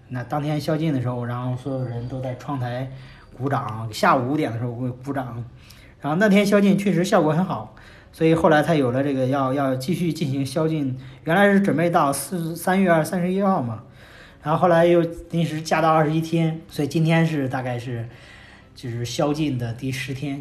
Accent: China; 是从中国

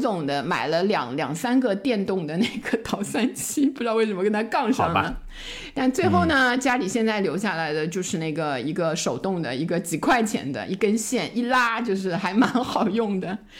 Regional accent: China; 我们中国人

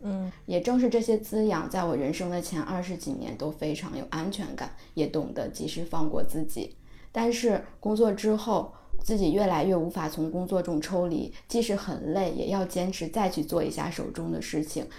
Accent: Hebei, China; 我河北人

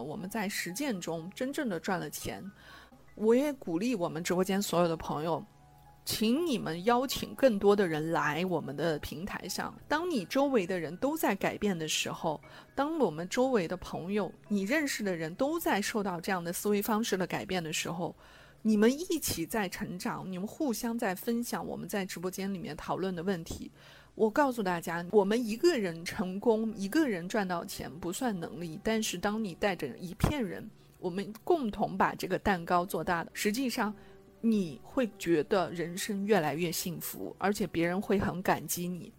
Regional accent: China; 我们中国人

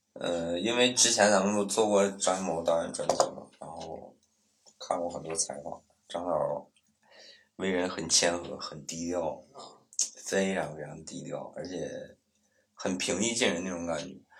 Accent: Northeast China, China; 我们在东北长大的孩子

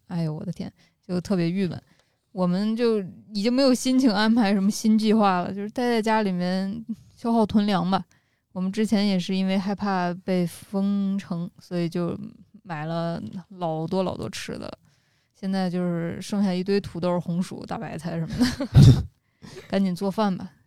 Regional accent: Xi'an, Shaanxi, China; now in Beijing, China; 我们西安的街道

